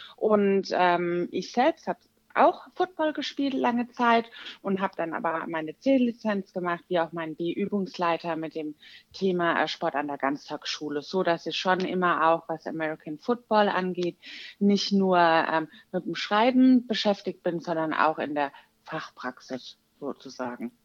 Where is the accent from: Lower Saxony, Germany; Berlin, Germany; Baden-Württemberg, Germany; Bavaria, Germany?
Baden-Württemberg, Germany; Walldorf; ich komme aus Waldorf, das ist in der Nähe von Heidelberg